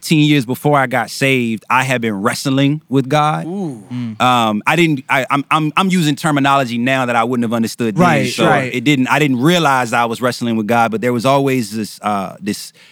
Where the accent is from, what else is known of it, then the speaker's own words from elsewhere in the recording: Richmond, Virginia, United States; moved away as an adult; now in Tampa, United States; I'm from Richmond